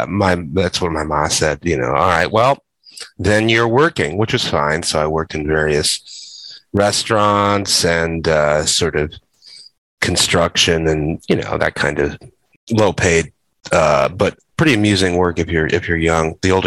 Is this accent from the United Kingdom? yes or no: no; Chicago, Illinois, United States; born there; Yeah, I was born in Uptown in 1970.